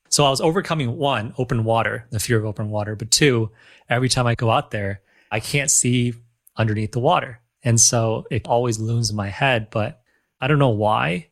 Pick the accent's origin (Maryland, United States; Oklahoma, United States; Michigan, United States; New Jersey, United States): Michigan, United States; now in Los Angeles, United States; I grew up in Michigan, so we have these large bodies of waters as well